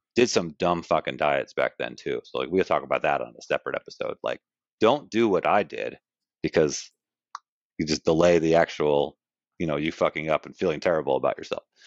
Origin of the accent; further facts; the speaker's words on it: Glen Cove, New York, United States; I grew up uh in Glen Cove, Long Island. So I was born in New York City. Uh, baby, was out on Long Island where my parents lived. Grew up there.